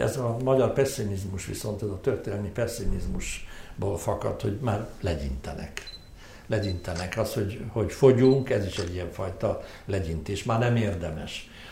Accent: Hungary; én egy híg, híg magyar vagyok

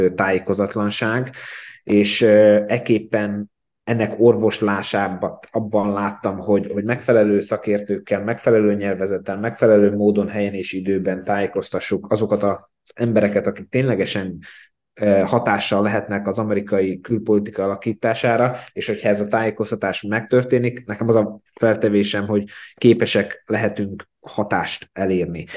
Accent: Slovakia; én magam felvidékiként

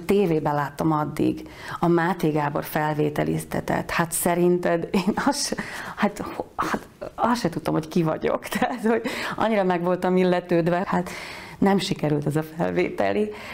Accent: Tornaľa, Banská Bystrica Region, Slovakia; accent: Palóc; moved away as an adult; also born or lived in Košice / Bratislava; now in Budapest, Hungary; Tornajára jártam alapiskolába, én egy mezőgazdász családból származom

